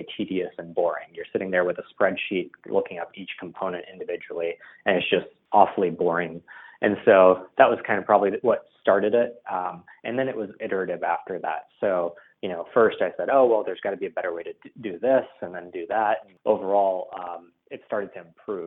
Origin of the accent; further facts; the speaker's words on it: Dallas, Texas, United States; also born or lived in India / Pittsburgh; I was born originally in India, actually, and moved to the United States when I was 6 years old. Spent some time living in Pittsburgh and then Dallas. And I'd say mostly I've grown up in Dallas, Texas. So that's where I'm from